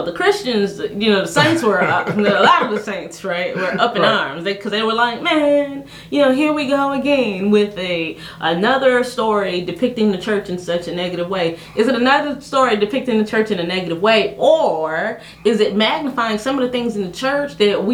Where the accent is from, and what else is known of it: Haiti